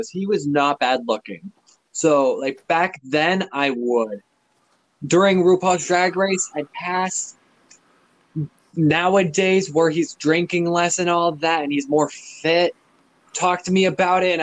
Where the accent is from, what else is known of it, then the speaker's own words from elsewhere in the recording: New Hampshire, United States; Yeah, I'm from New Hampshire.